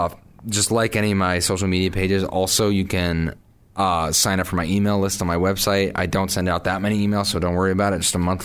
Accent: Portsmouth, New Hampshire, United States; moved away as an adult; also born or lived in Boston, Massachusetts; now in Nashville, United States; I'm from Portsmouth, New Hampshire. I graduated from Berkeley last spring. And I moved to Nashville in the fall. And I'm back in the New England area, back home for a little bit of the summer.

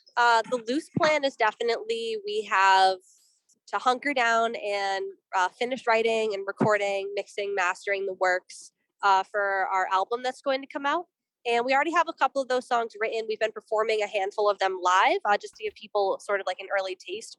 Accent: Boston, Massachusetts, United States; I'm from Boston personally. Juno's from New York, but I'm from Boston

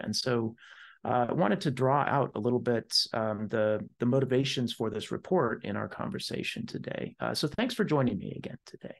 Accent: United States; as an American

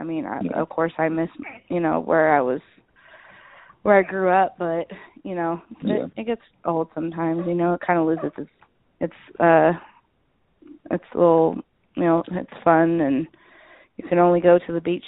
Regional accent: California, United States; born or raised there; moved away; also born or lived in Indianapolis, Indiana

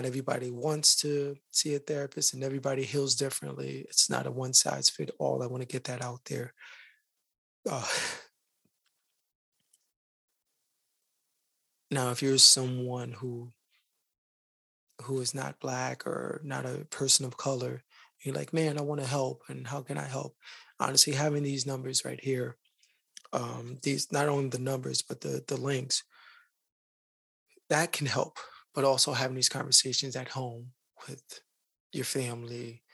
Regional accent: New York City, New York, United States; I am from the Bronx, just like Khalif

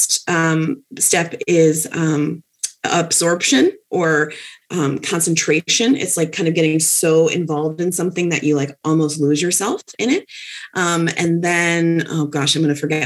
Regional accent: Westfield, Massachusetts, United States; moved away as an adult; also born or lived in South Hadley, Massachusetts; I move up to Massachusetts, where I'm originally from. I'm originally from Westfield, and moved to South Hadley

